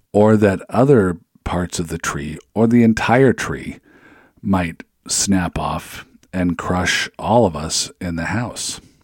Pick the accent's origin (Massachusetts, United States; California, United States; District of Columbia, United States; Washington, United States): Washington, United States; Seattle; moved away; I'm originally from Seattle